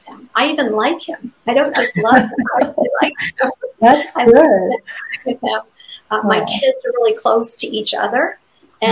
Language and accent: English; near Brewer, Maine, United States; moved away as an adult; looking to start a church in Brewer, Maine, which is about 25 miles from my hometown. So we were excited to be going back.